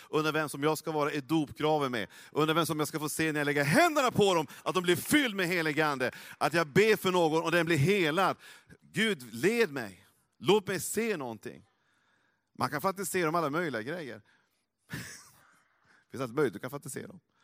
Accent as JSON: {"language": "Swedish", "region": "Norrland", "country": "Sweden", "said": "jag är från Norrland"}